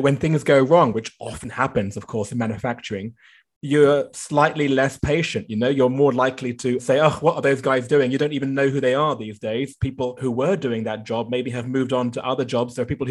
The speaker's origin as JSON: {"language": "English", "region": "London", "country": "United Kingdom", "tie": "born or raised there", "moved": "yes", "lives_now": "Shanghai, China", "said": "My hometown is not far from that in northwest London."}